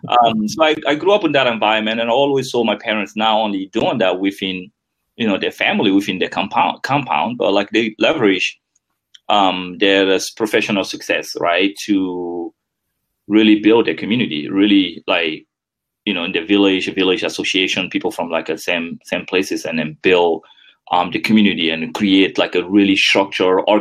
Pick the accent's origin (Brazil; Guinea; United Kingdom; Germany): Guinea; first language French; English is a second language; moved away as an adult; also born or lived in United States; now in Netherlands; growing up in Guinea.